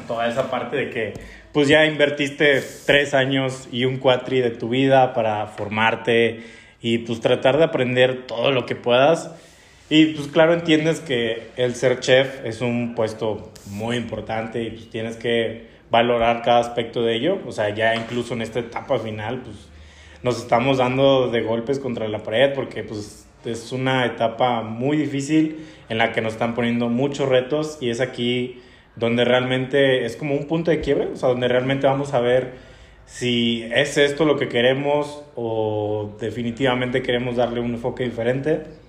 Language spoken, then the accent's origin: Spanish; Los Cabos, Baja California Sur, Mexico; moved away as an adult; also born or lived in Guerrero; now in Guadalajara, Mexico; yo soy originario de Guerrero, pero a muy temprana edad me fui a Los Cabos, por lo que básicamente soy un adoptado de Los Cabos, es la tierra donde crecí